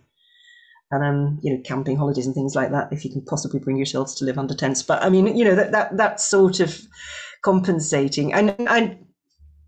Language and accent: English; Scotland, United Kingdom; my home country of Scotland